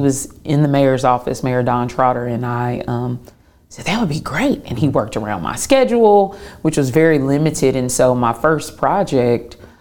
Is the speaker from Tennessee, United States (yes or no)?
yes; Clarksville, Tennessee, United States; moved away as an adult; now in Chattanooga, United States; Tennessean through and through, uh, born and raised in Clarksville, Tennessee